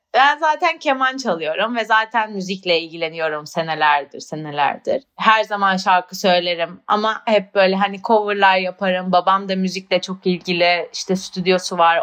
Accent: Turkey; moved away as an adult; also born or lived in United Kingdom; now in Barcelona, Spain; hayatımın 18 senesini orada 19 senesini orada yaşadım

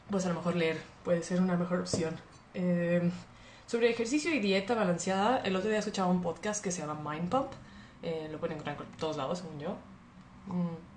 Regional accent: Monterrey, Nuevo León, Mexico; moved away as an adult; now in Mexico City, Mexico; Pues bueno, soy regia, nací en Monterrey y viví en Monterrey 23 eh, años de mi vida. Actualmente llevo dos años en la Ciudad de México.

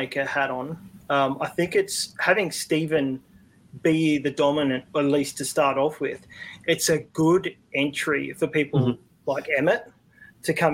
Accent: Australia; being an Australian

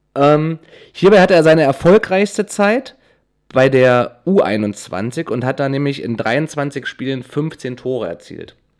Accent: Wernigerode, Saxony-Anhalt, Germany; ich komme ja aus Wernigerode, ist, ja, ist im Harz

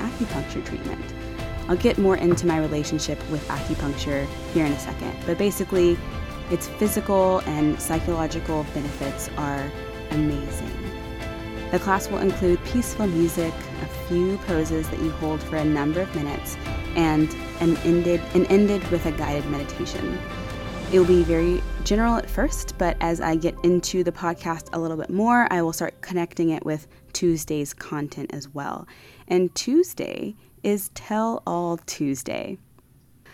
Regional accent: Austin, Texas, United States; moved away as an adult; also born or lived in Houston, Texas / Virginia; now in Costa Rica; I was born in Houston, Texas, raised in Austin, Texas

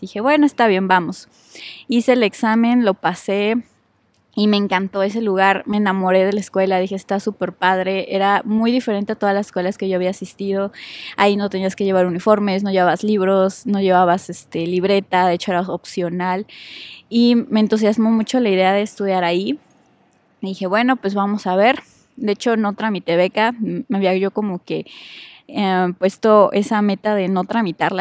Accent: Puebla, Mexico; nací en la ciudad de Puebla. Soy originaria de Puebla. Ahí viví toda mi vida

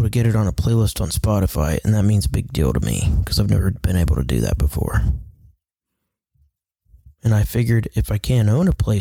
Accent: Kokomo, Indiana, United States; also born or lived in California; I was born in California, and then we moved to Kokomo because my dad got a job and got paid better, so we just ended up moving here when I was little

